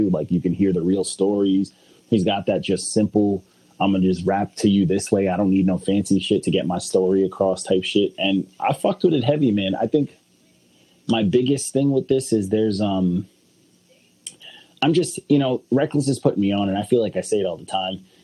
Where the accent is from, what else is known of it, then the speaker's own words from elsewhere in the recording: the South, United States; When you grow up like, in a culture. that's I grew up in the South.